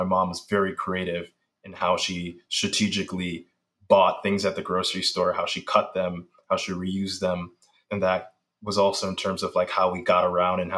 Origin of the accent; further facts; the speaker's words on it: New York City, New York, United States; I grew up in the Bronx, raised by a single mom